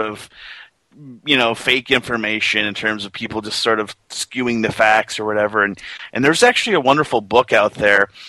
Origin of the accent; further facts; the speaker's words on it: Detroit, Michigan, United States; moved away; I'm from Detroit